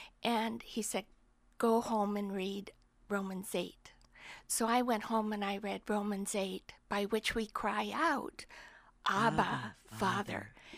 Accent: Washington, United States; I'm from Washington State.

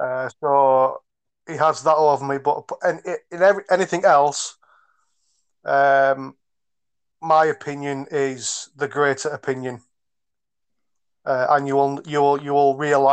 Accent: County Durham, North East England, United Kingdom; I am originally from the northeast of England. However, I am not from Newcastle. I am from a small factory town in County Durham.

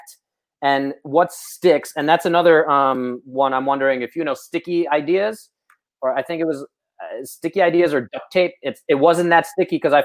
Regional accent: Moscow, Russia; moved away; I come from communist Russia. I was born in Moscow in the 80s

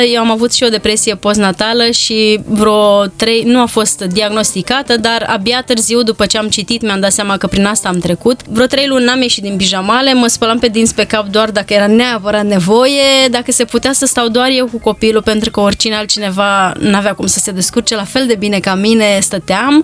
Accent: Bârlad, Vaslui County, Romania; eu am copilărit în Bârlad și vin dintr-o familie modestă

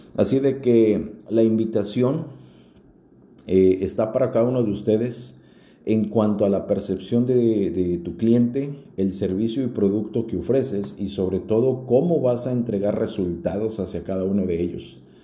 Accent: Mexico; así somos los mexicanos

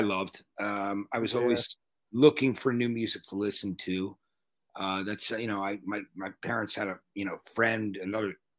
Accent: East Brunswick, New Jersey, United States; also born or lived in Donellan; when we moved to the town that I ended up growing up in East Brunswick, New Jersey

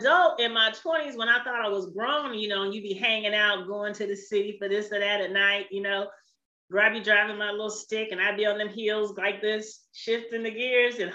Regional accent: San Francisco Bay Area, California, United States; I'm from the San Francisco Bay Area.

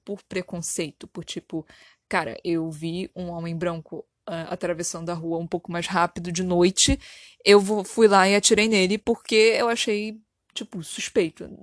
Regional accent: Brazil; somos brasileiros

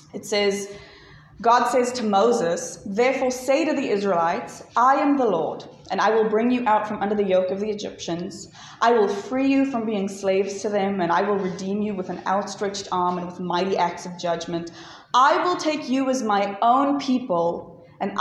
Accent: Johannesburg, Gauteng, South Africa; I'm from Joburg

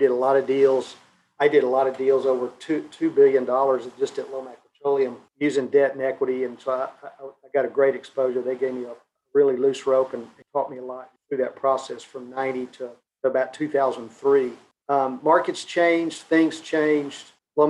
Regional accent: Fort Worth, Texas, United States; I was born and raised in Fort Worth, third generation Fort Worthian.

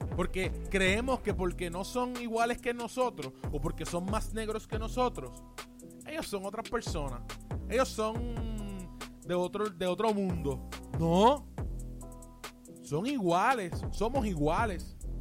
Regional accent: Puerto Rico; yo estoy en Puerto Rico y soy puertorriqueño, pues yo hablo, yo hablo de aquí.

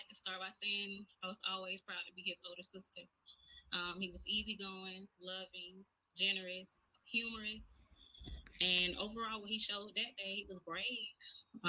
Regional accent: Brunswick, Georgia, United States; my hometown, which is Brunswick, Georgia

